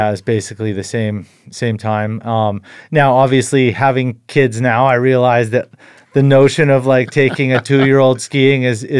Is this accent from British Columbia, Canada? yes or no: yes; Invermere, British Columbia, Canada; I grew up in Invermere, BC, interior BC, and both my parents were avid skiers, backcountry skiers.